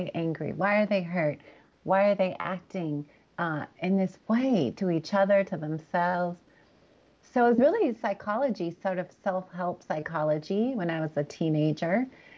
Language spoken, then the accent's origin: English; California, United States; also born or lived in Los Angeles; I grew up really between Northern and Southern California. I was born in Los Angeles.